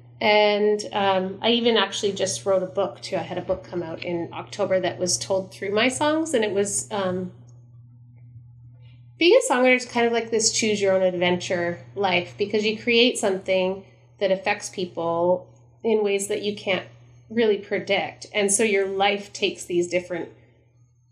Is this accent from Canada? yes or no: yes; Stratford, Ontario, Canada; my hometown of Stratford